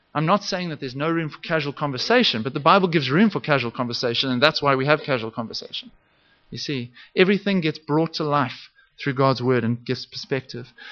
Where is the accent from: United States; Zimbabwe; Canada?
Zimbabwe; I, I grew up in Zimbabwe.